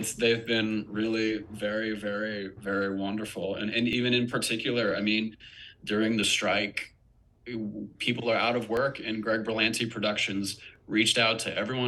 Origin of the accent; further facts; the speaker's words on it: Wilmington, North Carolina, United States; moved away; I'm from Wilmington, North Carolina originally